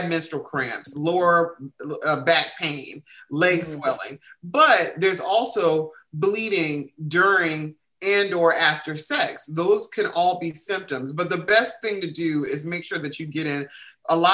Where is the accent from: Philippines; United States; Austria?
United States; the South; I'm from the South